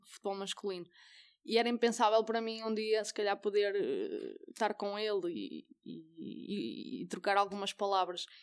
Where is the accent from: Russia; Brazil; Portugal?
Portugal; Mirandela, Norte; moved away; also born or lived in Guimarães; eu sou de Mirandela eh, traz os montes